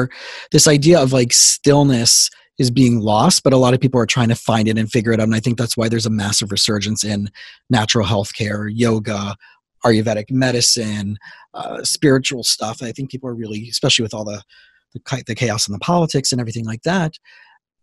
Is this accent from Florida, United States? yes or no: yes; South Florida, United States; also born or lived in Israel / Princeton, New Jersey; I grew up here in South Florida